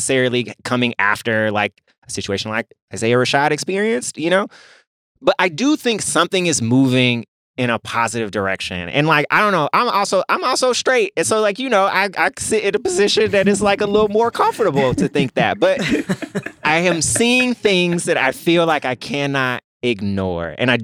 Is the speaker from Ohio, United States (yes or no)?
no; Memphis, Tennessee, United States; I'm from Memphis, Tennessee